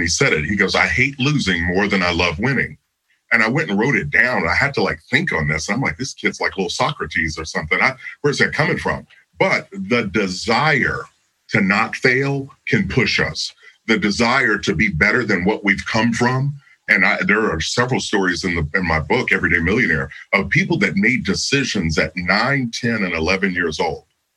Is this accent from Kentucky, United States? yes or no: yes; Kentucky, United States; I grew up in Kentucky, so there are fields everywhere